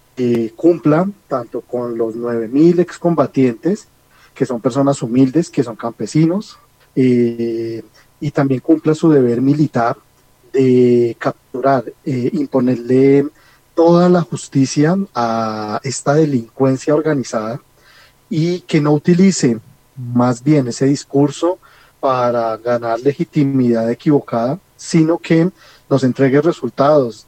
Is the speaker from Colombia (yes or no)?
yes; Colombia; nosotros como colombianos